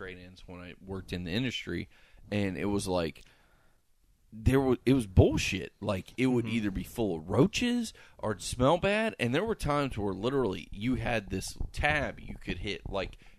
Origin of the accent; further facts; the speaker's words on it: United States; I'm born and raised in Polk County.